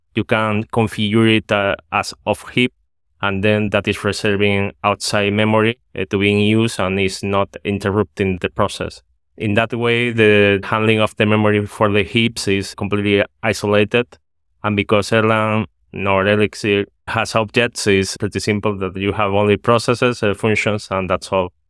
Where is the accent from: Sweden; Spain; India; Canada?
Spain; now in Netherlands; I'm from Spain, but at this moment I'm living in the Netherlands.